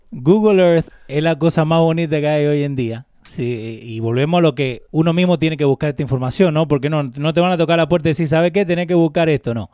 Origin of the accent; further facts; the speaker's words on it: Maipú, Mendoza, Argentina; moved away; Yo soy de Maipú, Mendoza, República Argentina. No soy de Buenos Aires.